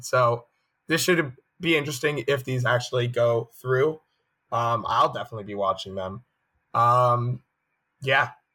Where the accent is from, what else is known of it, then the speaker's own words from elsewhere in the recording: United States; an American